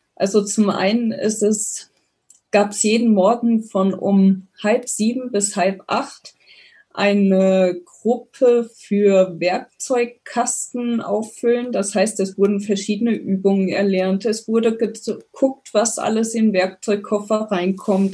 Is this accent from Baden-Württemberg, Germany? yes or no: no; near Koblenz, Rhineland-Palatinate, Germany; moved away; also born or lived in Bavaria; aufgewachsen bin ich ähm, in Rheinland-Pfalz in der Nähe von Koblenz